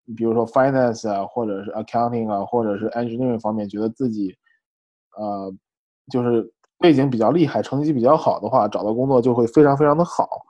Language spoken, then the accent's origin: Chinese; China; moved away as an adult; also born or lived in San Francisco; now in United States; 我那个时候也有很多中国人的通病